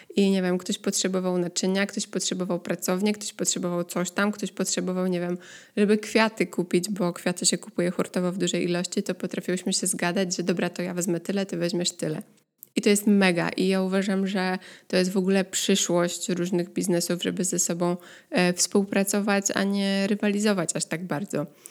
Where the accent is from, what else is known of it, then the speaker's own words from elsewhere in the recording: Poland; now in Netherlands; pochodzę z Polski